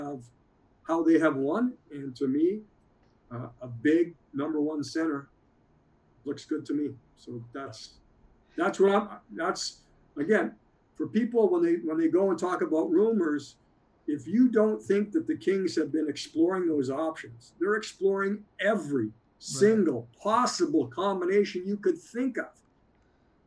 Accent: Coniston, Ontario, Canada; I grew up 8 miles outside of Sudbury in a small town called Coniston

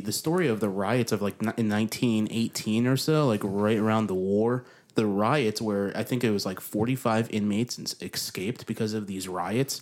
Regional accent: New York, United States; now in Nashville, United States; I came from a small town in New York.

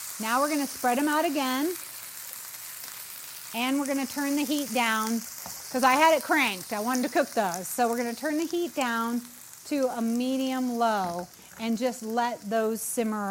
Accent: New England, United States

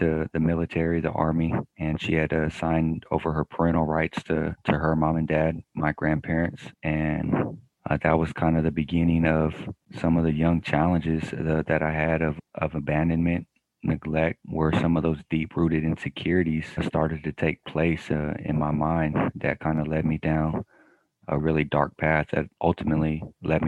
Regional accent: Sacramento, California, United States; I am born and raised in Sacramento, California.

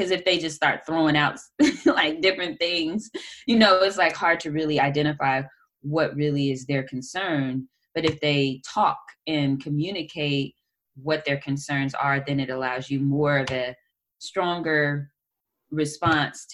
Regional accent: Oakland, California, United States; growing up in Oakland

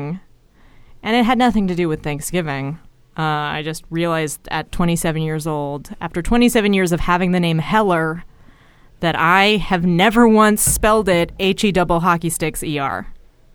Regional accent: the Bay Area, California, United States; I'm from the Bay Area

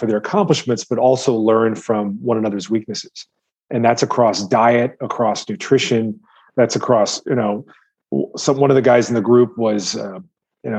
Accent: Midwest, United States; I grew up in the Midwest where protein was synonymous with animal protein

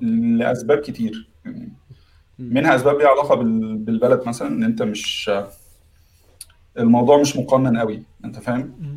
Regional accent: Egypt; moved away as an adult; now in United Kingdom; عندنا في مصر

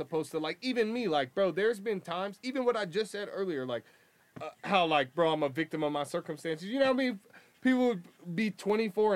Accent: Boulder, Colorado, United States; growing up, like, where I came from, again, in Boulder

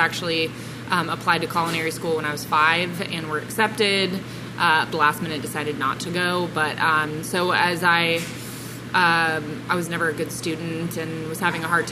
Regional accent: Santa Ynez, California, United States; moved away as an adult; also born or lived in New York City; I grew up in Santa Ynez, and from the time I was 5 till I was 17

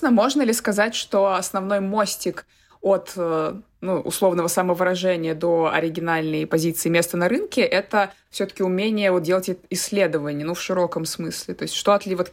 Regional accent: Russia; moved away as an adult; я приехала из России, то есть я никогда в жизни с этим не сталкивалась

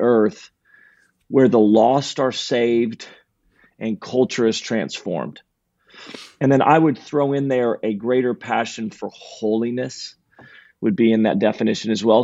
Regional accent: Redding, California, United States; now in Sacramento, United States; born and raised in Redding, California

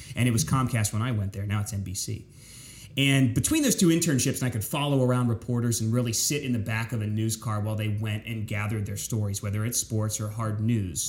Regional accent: York, Pennsylvania, United States; moved away as an adult; also born or lived in Winchester, Virginia; now in Tampa Bay, United States; Grew up in central Pennsylvania, south central Pennsylvania. York, Pennsylvania is my hometown

